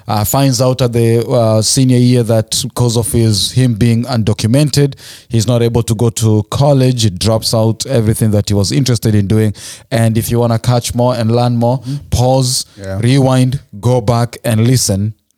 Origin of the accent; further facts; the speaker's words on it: Nakuru, Nakuru County, Kenya; You know, so I was born and raised in Nakuru.